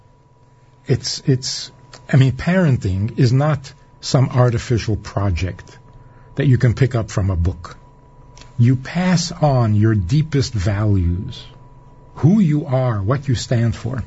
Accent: New York City, New York, United States; also born or lived in Minnesota; I was growing up in Crown Heights on President Street in a little apartment

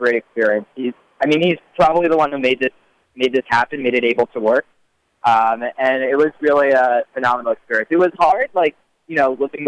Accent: Teaneck, New Jersey, United States; I grew up in Teaneck, New Jersey

